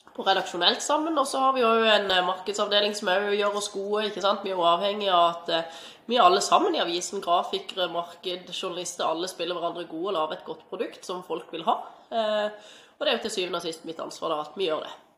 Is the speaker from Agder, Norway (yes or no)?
yes; Mandal, Agder, Norway; moved away as an adult; also born or lived in Stavanger; Jeg er fra Mandal opprinnelig. Bodde her til jeg var ferdig i russ i 2007.